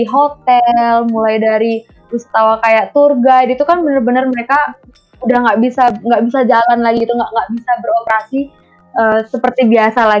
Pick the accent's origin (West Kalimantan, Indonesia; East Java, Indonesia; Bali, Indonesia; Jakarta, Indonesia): Bali, Indonesia; Karangasem Regency; aku tuh dari salah satu desa kecil di Kabupaten Karangasem di Bali.